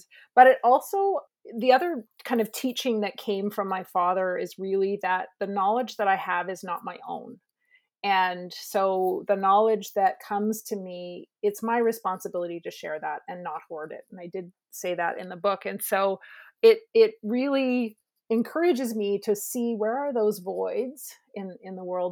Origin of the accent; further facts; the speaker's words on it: Lower Mainland, British Columbia, Canada; also born or lived in Haida Gwaii; I grew up in the Lower Mainland